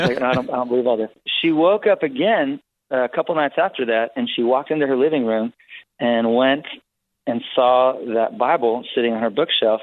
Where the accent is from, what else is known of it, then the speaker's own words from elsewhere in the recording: Wisconsin, United States; I was born in Wisconsin on a little farm, and it was a home birth